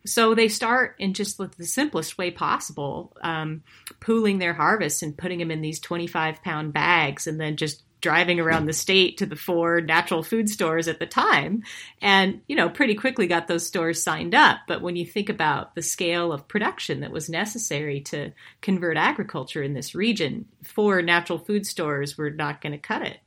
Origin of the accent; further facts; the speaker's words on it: Montana, United States; I am originally from the same part of the U S as these farmers. I'm from Montana.